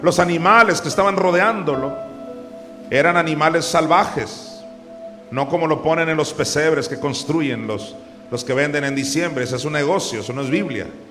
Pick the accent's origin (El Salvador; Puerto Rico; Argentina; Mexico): Mexico; Pobrecito mi pueblo mexicano